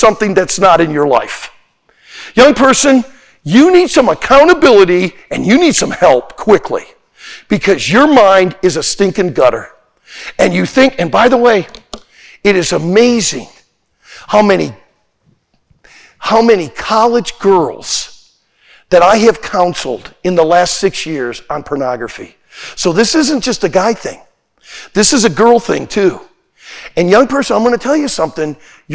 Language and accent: English; Pensacola, Florida, United States; moved away; also born or lived in Santa Maria, California; I'm from Pensacola, Florida, too. And I went through Hurricane Ivan